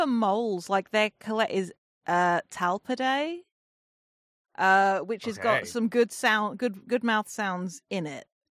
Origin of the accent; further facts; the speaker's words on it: England, United Kingdom; I mean, I am English, so I am like probably 70% water-based creature at this point. Tiny, shitty little island that we are.